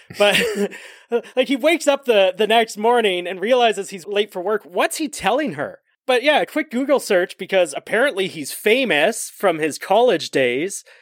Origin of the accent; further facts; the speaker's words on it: Canada; we're Canadian